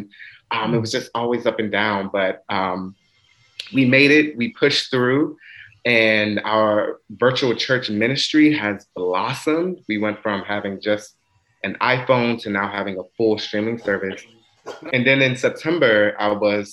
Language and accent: English; Washington, District of Columbia, United States; also born or lived in Maryland; I grew up in Washington, DC, but did much of my schooling in Maryland